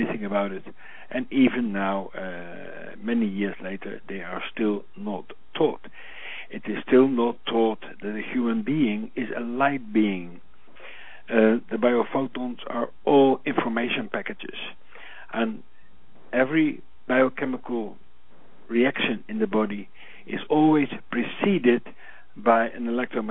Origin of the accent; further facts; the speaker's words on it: Netherlands; born in the Netherlands on Christmas Day